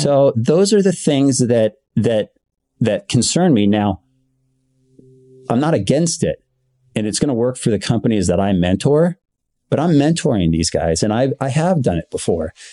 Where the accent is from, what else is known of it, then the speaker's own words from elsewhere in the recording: Bay Area, California, United States; I'm local from the Bay Area. I've grown up here my entire life